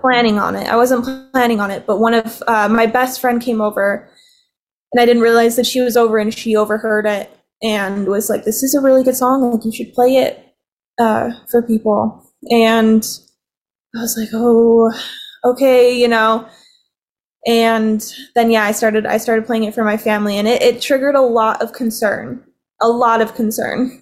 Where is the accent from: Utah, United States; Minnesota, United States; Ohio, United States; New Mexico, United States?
Utah, United States; Provo; I was born and raised in Provo, Provo Utah